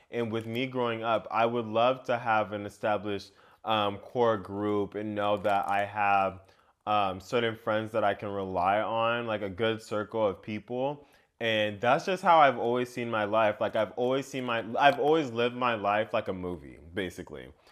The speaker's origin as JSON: {"language": "English", "country": "United States", "tie": "born or raised there", "said": "growing up in America and what that means for me"}